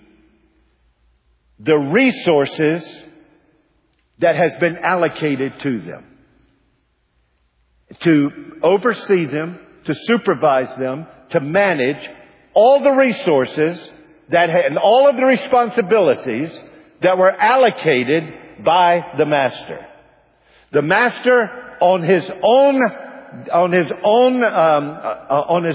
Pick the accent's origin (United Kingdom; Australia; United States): United States; I am an American.